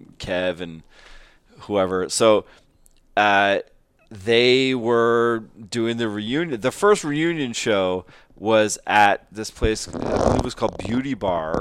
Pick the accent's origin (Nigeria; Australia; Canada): Canada; as a Canadian